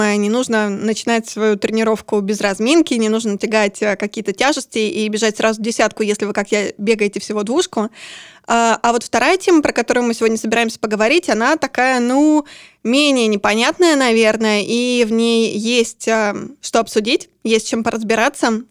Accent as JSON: {"language": "Russian", "region": "Urals", "country": "Russia", "said": "вообще-то я с Урала"}